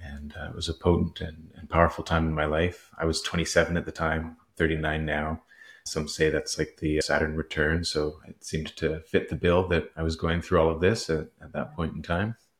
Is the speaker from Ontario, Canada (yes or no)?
no; Vancouver, British Columbia, Canada; also born or lived in Nelson, British Columbia; I was born in Vancouver, raised fairly Catholic. Uh, at the end of elementary school, my parents moved to the Kootenays, uh, in this little town called Nelson